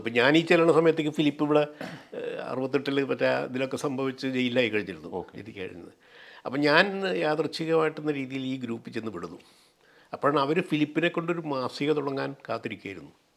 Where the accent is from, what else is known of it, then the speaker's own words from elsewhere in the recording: Pullut, Kerala, India; also born or lived in Thiruvananthapuram / Kozhikode; ഞങ്ങളുടെ പുല്ലുറ്റി മുഴുവനും തന്നെ സി പി ഐ ആയിരുന്നു